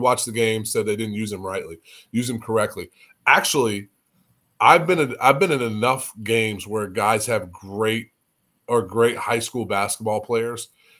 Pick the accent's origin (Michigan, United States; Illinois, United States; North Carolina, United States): Illinois, United States; I'm from Illinois.